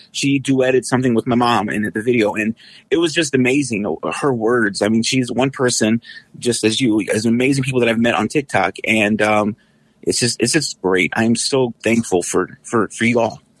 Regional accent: San Antonio, Texas, United States; now in Detroit, United States; I'm originally from San Antonio and, uh, moved here, um, to be closer to my family about twenty years ago

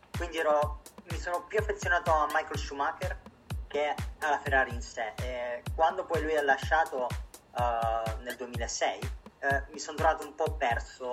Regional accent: Italy; come tutti gli italiani

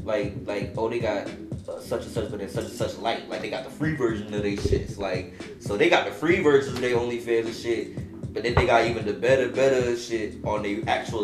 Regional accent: Miami, Florida, United States; growing up in Miami

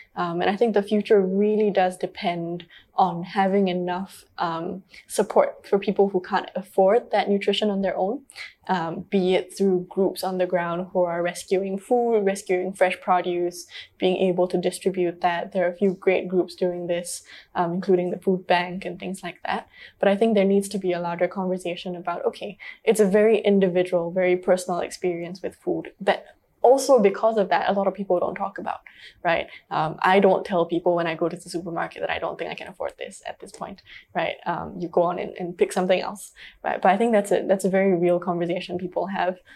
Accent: Singapore; growing up in Singapore, um, we all know that Singapore can be a very high stress, high paced society.

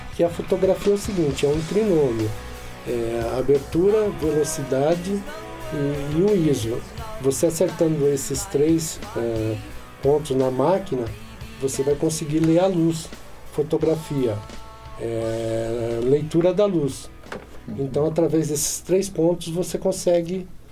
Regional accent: Paulínia, São Paulo, Brazil; moved away; na época vim trabalhar em Paulínia, logo que eu voltei para minha cidade natal

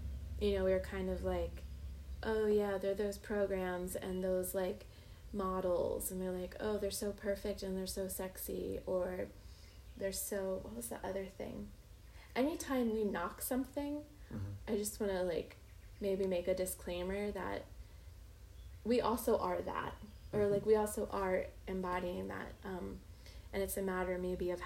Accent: Occoquan River, Virginia, United States; I was born on the Occoquan River

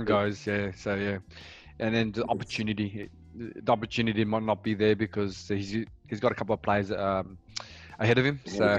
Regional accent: Australia; we're an Aussie podcast

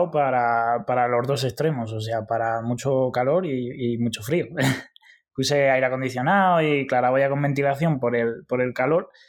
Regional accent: Spain; moved away; la verdad es que desde que salí de España, porque en Bélgica ya lo empecé a notar

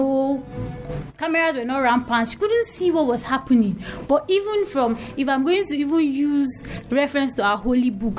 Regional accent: Nigeria; I'm a Nigerian. It's in my blood

